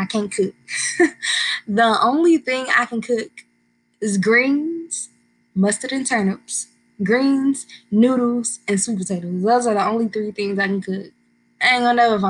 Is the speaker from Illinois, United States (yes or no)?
yes; Bourbonnais, Illinois, United States; I am from Bourbonnais, Illinois. This is a little suburb about 60 miles south of Chicago